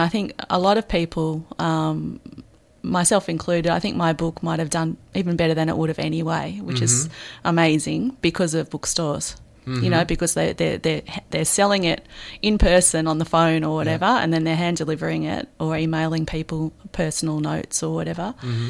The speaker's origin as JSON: {"language": "English", "town": "Melbourne", "region": "Victoria", "country": "Australia", "also_born_or_lived": "Sydney, Australia", "said": "I mean, I come from Melbourne originally. I've moved around a lot, but I was 12 years in Sydney before I came here"}